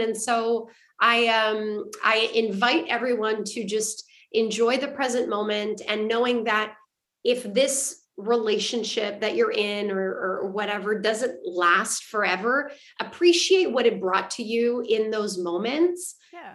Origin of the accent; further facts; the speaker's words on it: Canada; I'm French Canadian